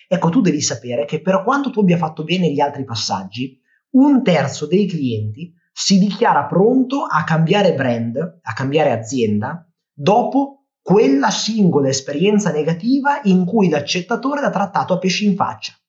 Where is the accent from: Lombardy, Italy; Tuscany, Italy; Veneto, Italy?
Lombardy, Italy; Milan; io sono di Milano